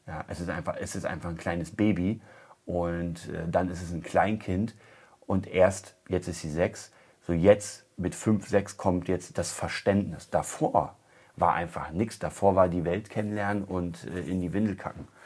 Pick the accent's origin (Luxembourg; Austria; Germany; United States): Germany; Berlin; Also ich komme aus Kreuzberg, ich weiß das.